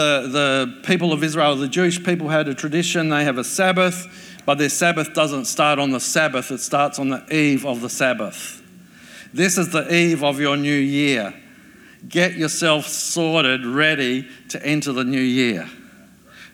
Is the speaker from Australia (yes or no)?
yes; Adelaide, South Australia, Australia; I grew up in Adelaide